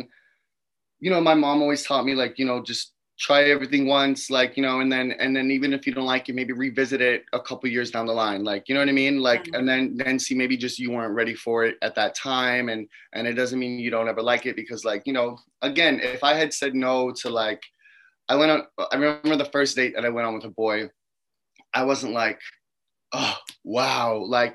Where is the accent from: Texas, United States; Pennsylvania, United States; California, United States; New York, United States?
New York, United States; as a New Yorker